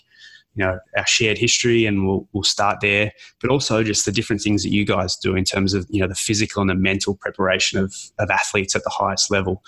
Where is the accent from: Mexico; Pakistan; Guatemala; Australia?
Australia; now in Canada; it's something that we've all kind of grown up with back in Australia.